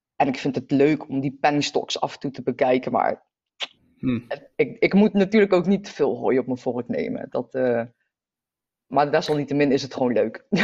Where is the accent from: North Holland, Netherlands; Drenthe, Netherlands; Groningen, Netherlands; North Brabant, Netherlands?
North Brabant, Netherlands; also born or lived in The Hague; ik ben verhuisd van Den Haag naar eh, Brabant. En ehm, dat was voor mij een hele nieuwe omgeving